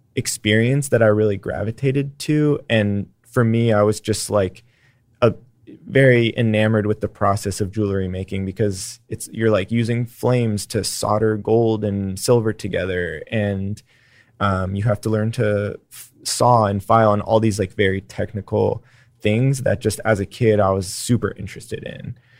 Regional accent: San Francisco, California, United States; now in Austin, United States; I grew up in San Francisco

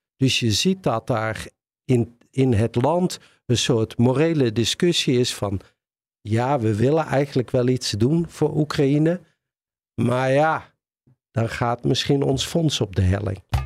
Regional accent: Netherlands

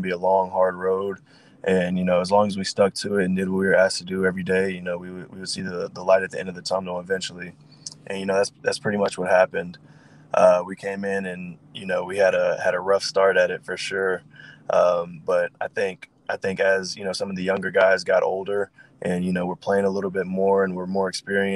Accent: La Porte, Texas, United States; I grew up in a small town, LaPorte. It's right outside of Houston.

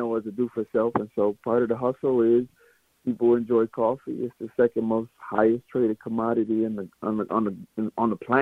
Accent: Mississippi, United States; I'm from Mississippi

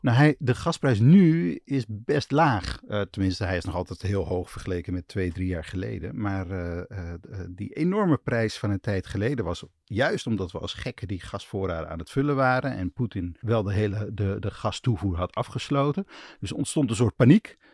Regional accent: Twente, Overijssel, Netherlands; now in Amsterdam, Netherlands; ik kom uit Twente, daar is het altijd iets kouder in de winter

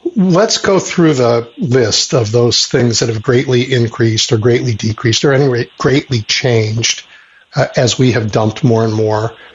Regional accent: Chicago, Illinois, United States; as a Chicagoan

